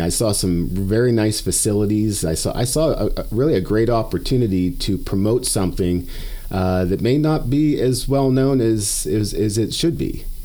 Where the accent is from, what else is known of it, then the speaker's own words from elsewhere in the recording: Western Pennsylvania, United States; moved away as an adult; also born or lived in South Dakota; now in Canyon, Texas, United States; I grew up in in Western Pennsylvania, spent some time in South Dakota